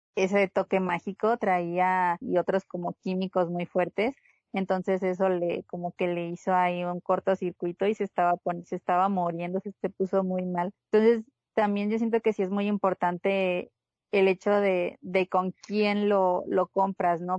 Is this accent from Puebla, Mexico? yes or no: no; Sonora, Mexico; moved away; soy de Sonora